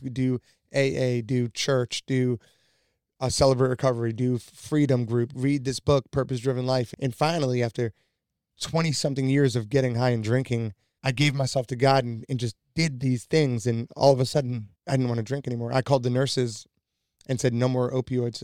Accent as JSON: {"language": "English", "region": "New York", "country": "United States", "tie": "born or raised there", "said": "I was born and raised in New York."}